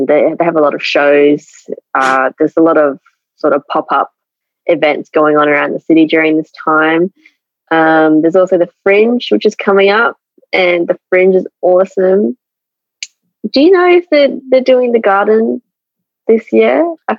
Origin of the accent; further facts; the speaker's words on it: Adelaide, South Australia, Australia; So I was in Adelaide my whole life.